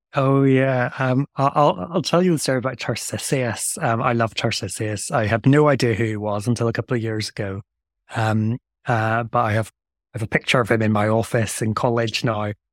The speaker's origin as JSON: {"language": "English", "region": "Northern Ireland", "country": "United Kingdom", "also_born_or_lived": "Delaware, United States / England / Belgium", "moved": "yes", "said": "I come from Northern Ireland, which is why I have a strange accent"}